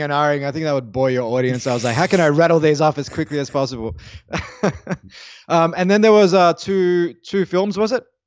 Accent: Australia; as an Australian

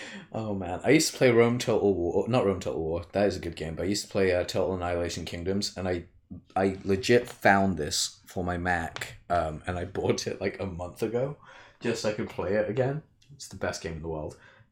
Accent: Canada; I'm from Canada. Oh, Canada. I'm Canadian, bro.

